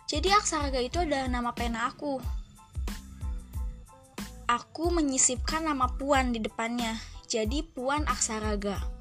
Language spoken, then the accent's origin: Indonesian; Subang, West Java, Indonesia; also born or lived in Bandung; Aku dilahirkan di tanah Pasundan atau populer disebut Bandung pada 18 Mei 2000 Betul banget. Tahun ini beberapa bulan lagi aku menginjak usia 20 tahun. Dan aku dibesarkan di Kabupaten Subang.